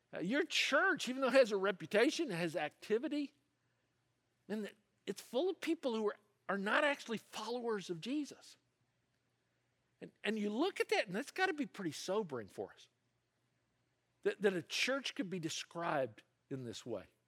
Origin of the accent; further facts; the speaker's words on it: the South, United States; now in California, United States; I grew up in the South, and, uh, that part of the United States, there's a name for it. They call it the Bible Belt